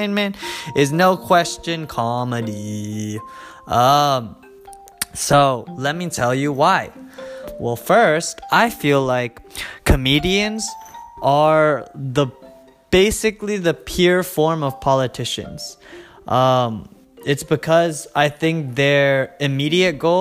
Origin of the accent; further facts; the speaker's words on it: United States; I'm Asian American.